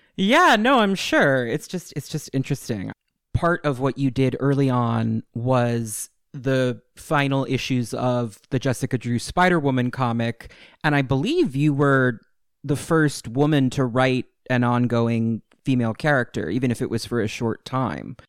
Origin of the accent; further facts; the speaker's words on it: Westchester, New York, United States; now in New York City, United States; I'm from New York. I grew up in Westchester, actually, where the X-Men are, but I was born in the city